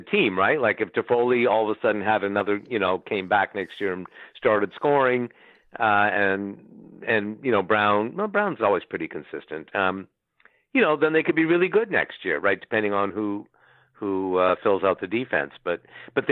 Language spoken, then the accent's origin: English; Ottawa, Ontario, Canada; moved away; my hometown